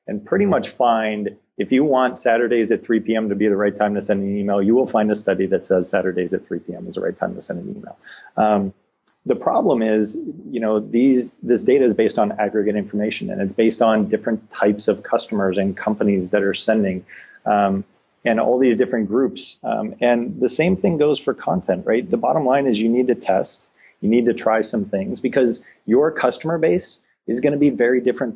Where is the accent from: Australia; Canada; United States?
United States; Detroit, Michigan; moved away as an adult; now in San Diego, United States; I grew up in Detroit